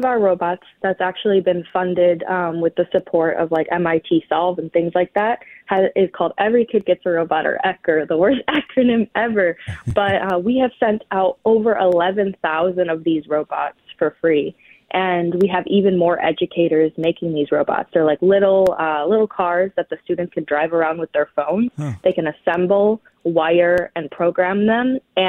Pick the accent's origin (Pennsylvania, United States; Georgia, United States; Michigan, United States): Michigan, United States; I'm Ojibwe from the Sioux Tribe, which is in the Upper Peninsula of Michigan. Mm-hmm. I kind of grew up all over the place.